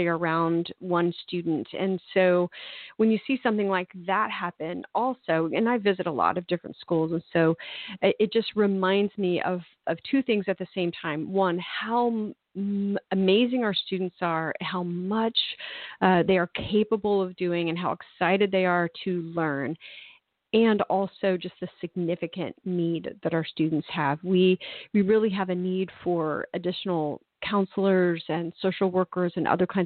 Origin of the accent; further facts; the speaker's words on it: Tulsa, Oklahoma, United States; moved away as an adult; it's my hometown